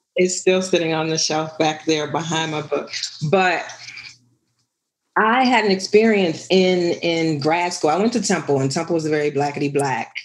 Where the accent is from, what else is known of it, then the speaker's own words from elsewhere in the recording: New Orleans, Louisiana, United States; I was born and raised in New Orleans.